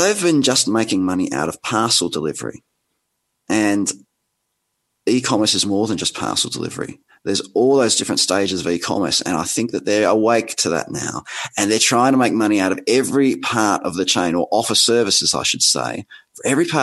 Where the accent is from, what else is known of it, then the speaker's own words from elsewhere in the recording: Australia; accent: Australian; my outrageous accent, I'm Australian